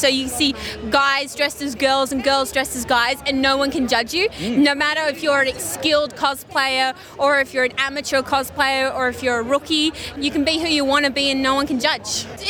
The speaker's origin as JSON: {"language": "English", "town": "Emu Plains", "region": "New South Wales", "country": "Australia", "said": "I'm from Emu Plains."}